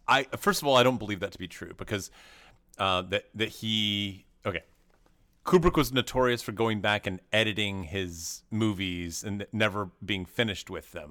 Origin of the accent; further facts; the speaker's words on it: Knoxville, Tennessee, United States; moved away; I grew up in Knoxville, Tennessee